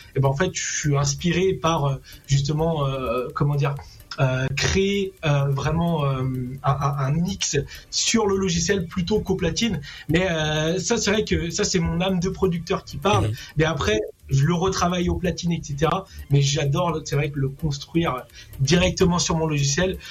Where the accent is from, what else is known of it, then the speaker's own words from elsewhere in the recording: Réunion; je suis réunionnais.